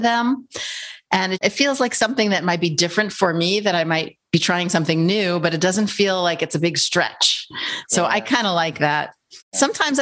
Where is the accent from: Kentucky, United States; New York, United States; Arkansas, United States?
New York, United States; I'm a New Yorker, so I say guys for everyone